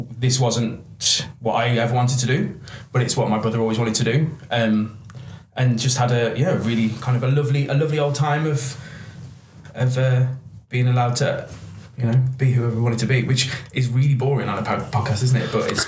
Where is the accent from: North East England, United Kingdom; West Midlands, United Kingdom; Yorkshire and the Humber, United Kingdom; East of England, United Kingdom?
West Midlands, United Kingdom; Cannock Wood; I'm from a place called Cannock Wood. It's a little village. It's very nice.